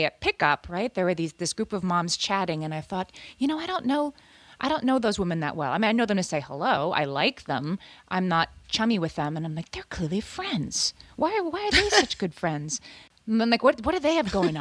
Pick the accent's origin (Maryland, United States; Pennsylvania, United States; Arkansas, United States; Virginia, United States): Pennsylvania, United States; Scranton; now in New York City, United States; when I grew up in Scranton.